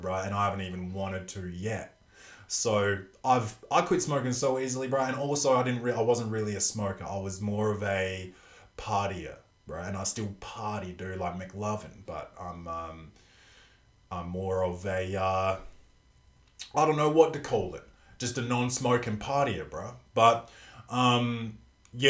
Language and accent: English; Australia; I'm Australian